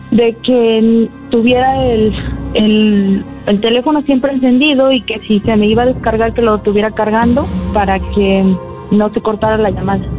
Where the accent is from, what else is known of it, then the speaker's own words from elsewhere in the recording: Aguascalientes, Mexico; soy de Aguascalientes